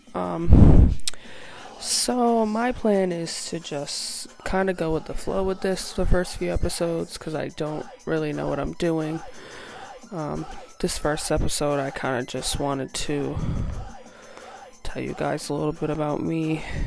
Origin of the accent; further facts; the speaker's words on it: New Hampshire, United States; I'm from New Hampshire, have lived in the same small town my whole life.